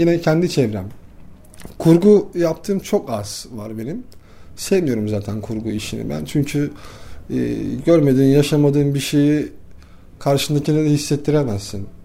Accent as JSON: {"language": "Turkish", "region": "Istanbul", "country": "Turkey", "tie": "born or raised there", "said": "bir varoşta büyüdüm. İstanbul Yeni Bosna'da. Hala da oradayım."}